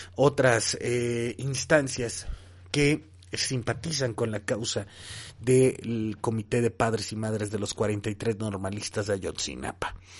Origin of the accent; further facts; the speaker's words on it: Mexico; todos fuimos testigos como mexicanos